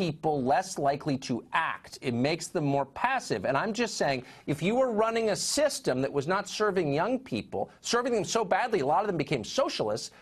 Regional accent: California, United States; I grew up in California.

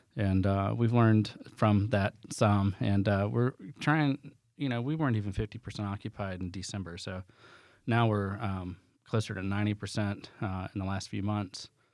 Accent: the South, United States; I'm from the South

